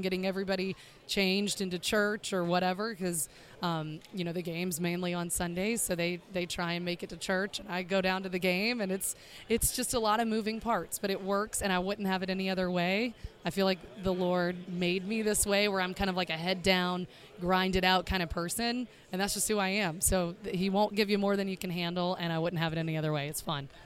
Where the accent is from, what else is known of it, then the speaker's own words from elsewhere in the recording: the South, United States; also born or lived in Chicago; now in Miami, United States; we are from the South, my husband's from the South as well, Alabama and Mississippi